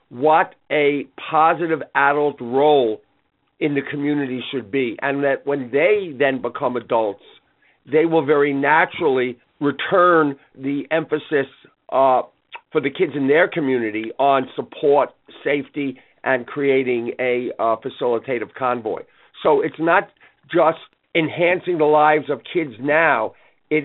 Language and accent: English; New York City, New York, United States; I grew up in Brooklyn